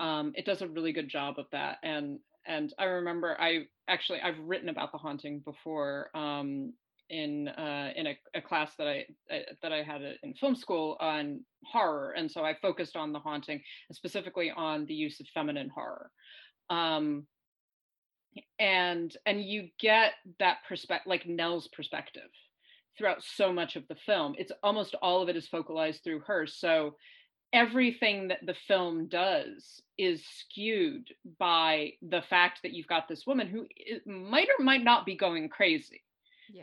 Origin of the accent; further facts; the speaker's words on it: New York, United States; I'm also a New Yorker